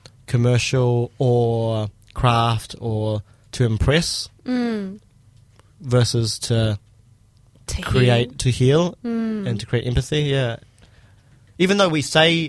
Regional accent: Christchurch, Canterbury, New Zealand; born and raised Christchurch

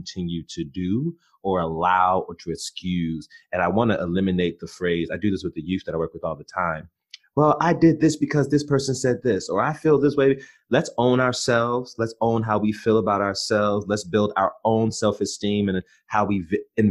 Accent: Prince George's County, Maryland, United States; where I grew up in Prince George's County, Maryland, that's still on the outskirts of Southeast DC

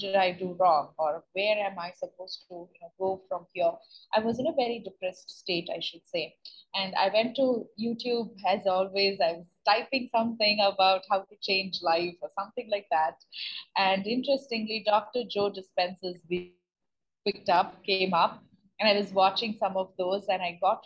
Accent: India; moved away as an adult; also born or lived in United States; I'm born and brought up in India, but I went to US for my master's degree

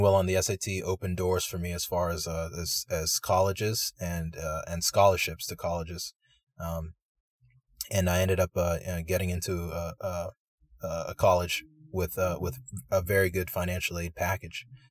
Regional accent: United States; I'm a Nigerian American, Um, my parents immigrated to the United States, uh, in the eighties

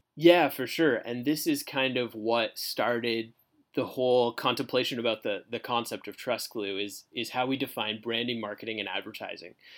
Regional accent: Canada; moved away as an adult; now in Fort Myers, United States; I was born and raised in Canada

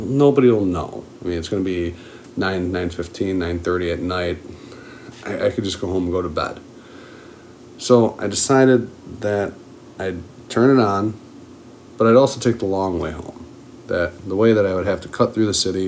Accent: Buffalo, New York, United States; being from Buffalo, I'm a diehard Bills fan

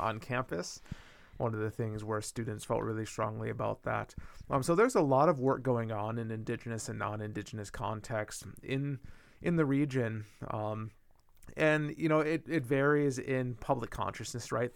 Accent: Minnesota, United States; my home state of Minnesota

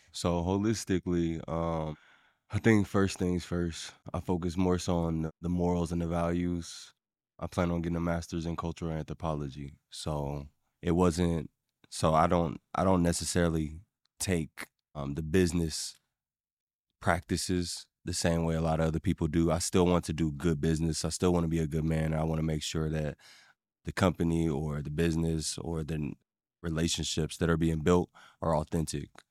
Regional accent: Ohio, United States; also born or lived in Evansville, Indiana; I was born in Indiana, raised in Ohio

